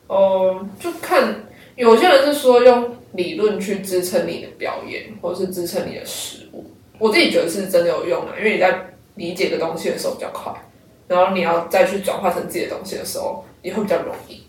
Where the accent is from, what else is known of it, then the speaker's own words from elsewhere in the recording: Kaohsiung, Taiwan; 因为我每次讲台语都会，都会被骂，你，你到底是不是高雄人这样